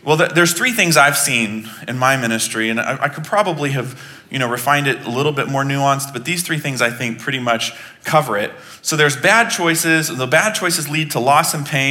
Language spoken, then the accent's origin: English; Texas, United States; I was born in Texas